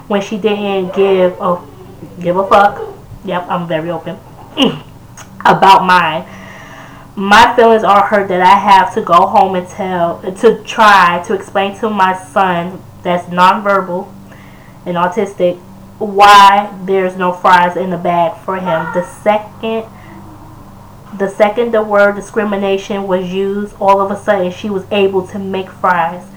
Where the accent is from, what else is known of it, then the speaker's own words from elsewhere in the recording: New Yorker, United States; moved away; I still consider myself as a New Yorker